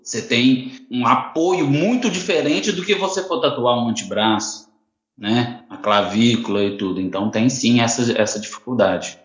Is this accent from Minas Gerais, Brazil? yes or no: yes; Bambuí, Minas Gerais, Brazil; moved away as an adult; now in Niterói, Brazil; sou nascido em Minas Gerais, Bambuí, mudei para Niterói